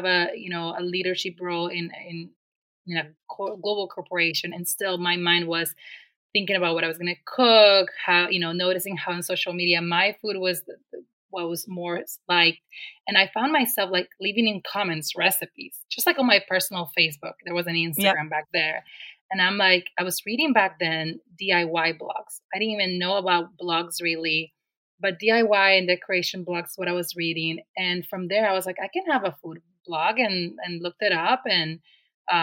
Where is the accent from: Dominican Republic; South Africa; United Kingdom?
Dominican Republic; moved away as an adult; now in Rochester, United States; I came all the way from the Dominican Republic to Rochester, New York for college